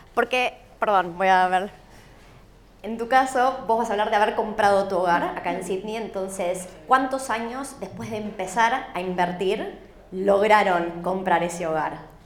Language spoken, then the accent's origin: Spanish; Argentina; now in Australia; Soy argentina